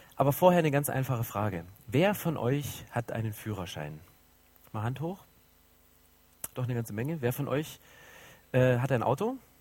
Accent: 80 km southeast of Dresden, Saxony, Germany; now in Berlin, Germany; ich bin so richtig in der DDR groß geworden. So Süd, 80 Kilometer südöstlich von Dresden, wer so ein bisschen Geografie auskennt, das ist das Dreiländereck Polen, Tschechien

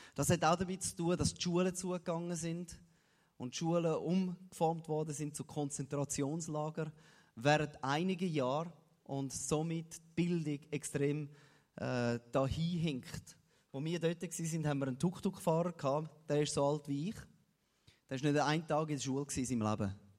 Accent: Switzerland; für mich als Schweizer

